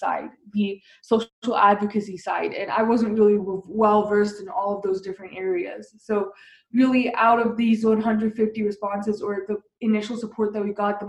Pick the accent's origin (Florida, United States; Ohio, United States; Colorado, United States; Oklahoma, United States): Colorado, United States; Littleton; I grew up in Colorado, which is kind of the epicenter